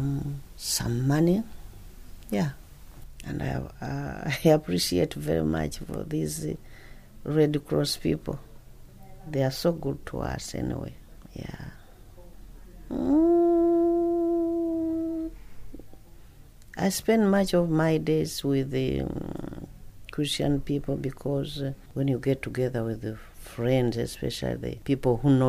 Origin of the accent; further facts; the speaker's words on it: Uganda; moved away as an adult; now in United Kingdom; I come from Uganda